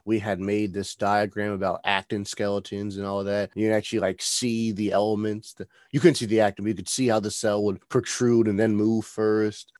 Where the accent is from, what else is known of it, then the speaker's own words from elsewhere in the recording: New Jersey, United States; moved away; I'm originally from New Jersey